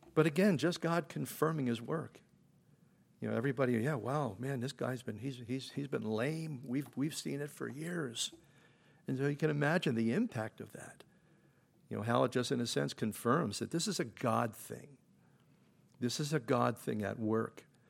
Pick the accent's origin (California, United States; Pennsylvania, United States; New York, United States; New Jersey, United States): Pennsylvania, United States; Philadelphia; I grew up in Philadelphia.